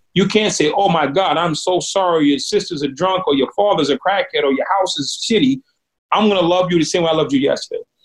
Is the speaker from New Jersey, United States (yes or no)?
no; Boston, Massachusetts, United States; When I grew up in Boston, Massachusetts, it's an extremely divided and racially charged city